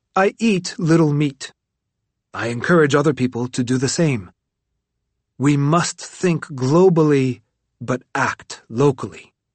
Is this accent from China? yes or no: yes; Tibet, China; now in Dharamsala, India; Tibetan refugees who I meet in my exile in Dharamsala makes me fear that my home country is rather the opposite of a paradise